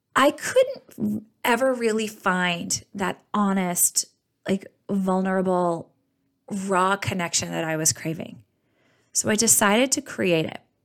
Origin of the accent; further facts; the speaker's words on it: outside Boston, Massachusetts, United States; I grew up outside Boston in a very blue collar household